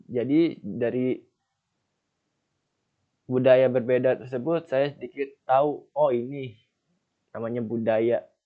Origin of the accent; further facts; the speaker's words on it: Jakarta, Indonesia; Misalkan ayah saya berasal dari Jawa, ibu saya berasal dari Sunda, dan saya sendiri berasal dari Jakarta.